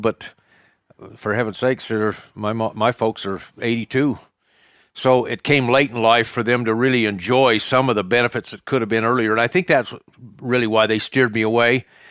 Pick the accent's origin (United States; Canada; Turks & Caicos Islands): United States; Cokeville, Wyoming; I was raised in Cokeville as well. Um, Raised on a ranch, a cattle ranch here